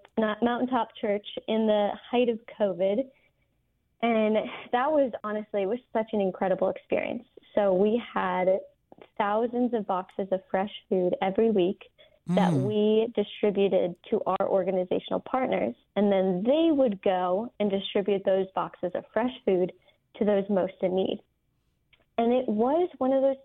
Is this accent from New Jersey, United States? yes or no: yes; New Jersey, United States; moved away; I'm originally from New Jersey, the youngest of four girls